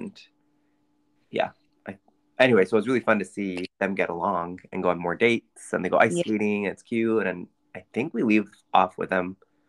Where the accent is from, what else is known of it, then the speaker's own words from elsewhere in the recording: United States; Shivali and I are from America.